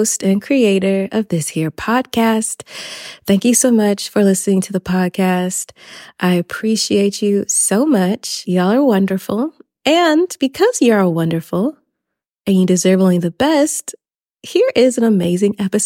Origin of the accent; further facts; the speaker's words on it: Atlanta, Georgia, United States; moved away; another Atlanta girl